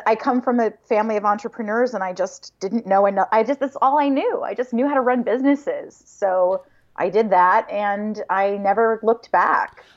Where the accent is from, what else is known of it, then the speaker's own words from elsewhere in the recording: Hingham, Massachusetts, United States; also born or lived in Connecticut; I'm from Hingham